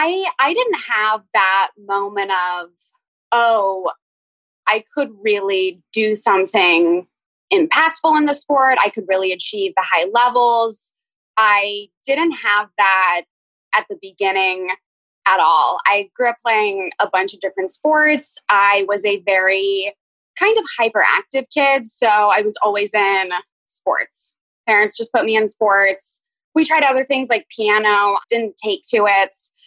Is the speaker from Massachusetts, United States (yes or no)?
yes; Boston, Massachusetts, United States; born there; I was born in Boston, but I apparently hated it and cried because it was cold.